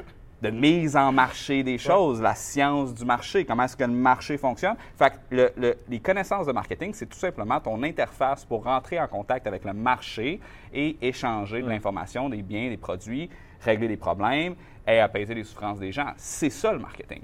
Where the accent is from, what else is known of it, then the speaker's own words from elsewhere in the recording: Saint-Georges-de-Champlain, Quebec, Canada; also born or lived in Shawinigan; je viens de Saint-Georges-de-Champlain, qui est une petite ville